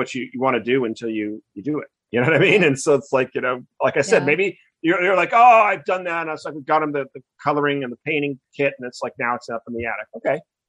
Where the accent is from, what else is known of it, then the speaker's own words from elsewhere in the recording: Newport Beach, California, United States; moved away as an adult; also born or lived in Wells, Massachusetts; I grew up in Croton Mar, California, and or Newport Beach, and it was great. I had a great childhood growing up